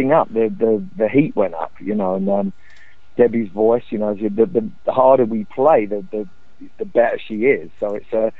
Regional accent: London, United Kingdom; I grew up in the East End of London

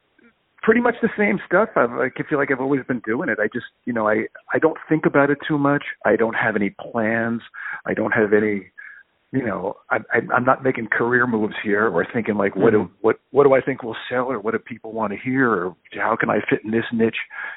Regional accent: Allentown, Pennsylvania, United States; now in New York City, United States; I grew up in Allentown

